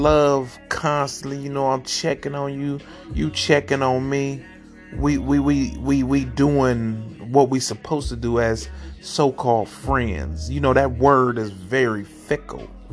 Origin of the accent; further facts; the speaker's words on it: Ohio, United States; also born or lived in St. Louis, Missouri; I'm from Oheezy for Sheezy